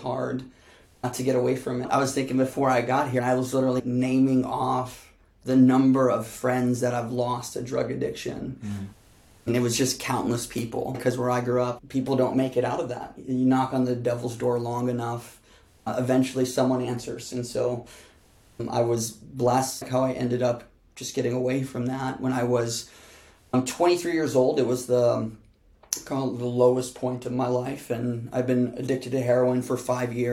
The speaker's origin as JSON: {"language": "English", "town": "Chicago", "region": "Illinois", "country": "United States", "tie": "born or raised there", "said": "I grew up in Chicago with my mom, dad, and my twin sisters until I was 11"}